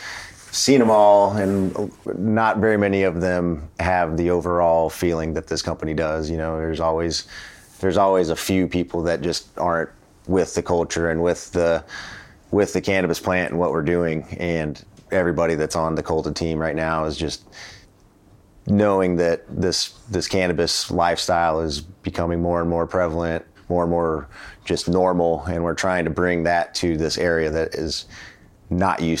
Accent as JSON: {"language": "English", "area": "Denver", "region": "Colorado", "country": "United States", "tie": "born or raised there", "moved": "as an adult", "lives_now": "Baltimore, United States", "said": "my hometown"}